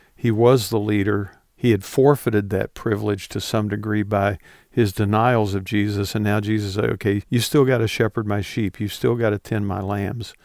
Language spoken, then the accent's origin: English; West Virginia, United States; moved away; I grew up in West Virginia